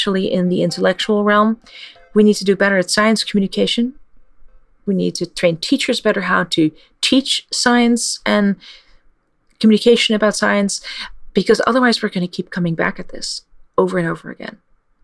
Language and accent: English; Netherlands; moved away; I'm from the Netherlands